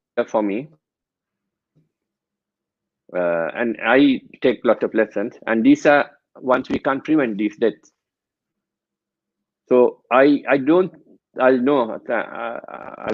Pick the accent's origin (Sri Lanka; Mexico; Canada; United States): Sri Lanka; moved away as an adult; I'm originally from Sri Lanka, so we get exposure to death and attending janaza prayers since childhood.